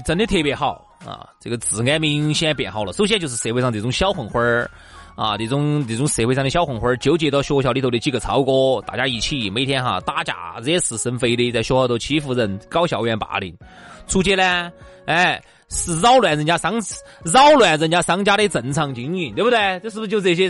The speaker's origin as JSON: {"language": "Chinese", "town": "Chengdu", "region": "Sichuan", "country": "China", "said": "那个时候我们成都这边哈，就有很多娃娃"}